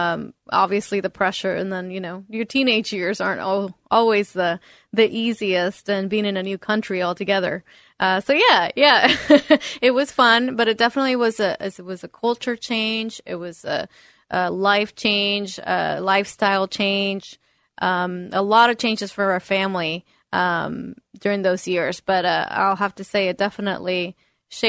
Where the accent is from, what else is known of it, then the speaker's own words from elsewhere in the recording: northern Mexico, Mexico; also born or lived in Eastern Washington; now in United States; Before then, I was living in Eastern Washington, and before then, I came from Northern Mexico.